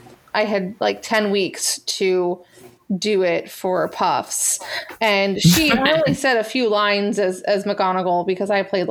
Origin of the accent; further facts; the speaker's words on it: United States; I'm an American girl